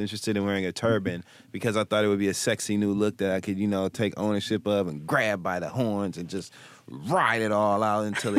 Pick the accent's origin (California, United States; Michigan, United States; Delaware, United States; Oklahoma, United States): Michigan, United States; Flint; I'm from Flint, Michigan